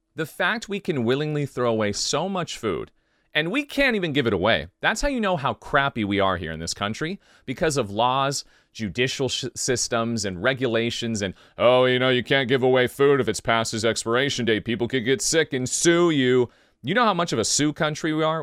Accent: United States; I'm from the United States

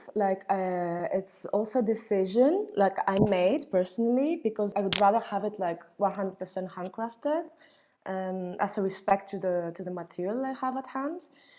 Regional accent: Athens, Attica, Greece; also born or lived in London; I grew up in Athens, where unfinished buildings exist in excess, like in the most simple form of concrete slabs and columns.

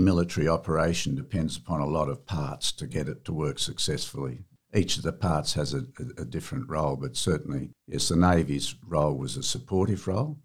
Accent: Sydney, New South Wales, Australia; I was born in Sydney, and my parents and our home was at Seaforth shortly after

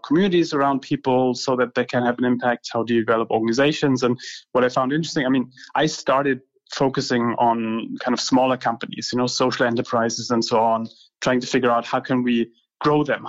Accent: Heidelberg, Baden-Württemberg, Germany; I grew up in Germany, in Heidelberg.

